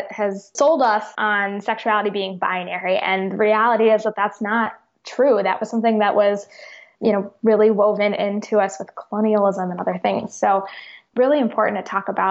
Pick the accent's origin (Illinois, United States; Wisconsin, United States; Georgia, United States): Illinois, United States; Chicago; moved away; also born or lived in the South; I grew up in Chicago